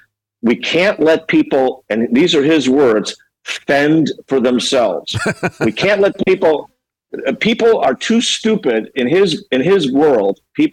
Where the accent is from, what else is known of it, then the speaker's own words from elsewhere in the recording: Chicago, Illinois, United States; now in California, United States; I'm from Illinois. I'm from Chicago.